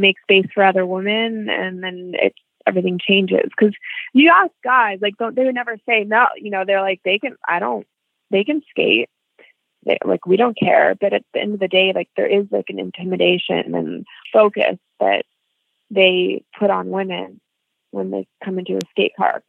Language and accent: English; Northern California, United States; now in New York City, United States; I lived here for 20 years, okay. But I am from California